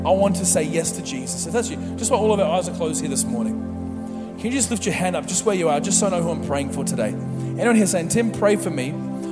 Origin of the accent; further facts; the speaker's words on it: Mackay, Queensland, Australia; moved away; we come from Mackay, is where I grew up, and it's a sugar city, sugar cane everywhere.